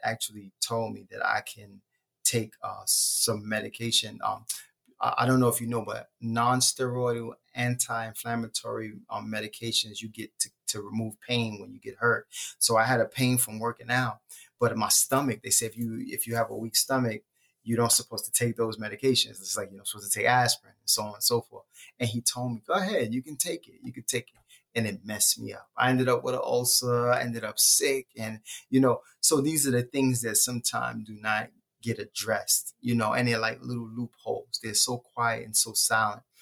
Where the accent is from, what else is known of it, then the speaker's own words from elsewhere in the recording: New York City, New York, United States; So I'm from Brooklyn, um, and I was born in Bedford Stuyvesant.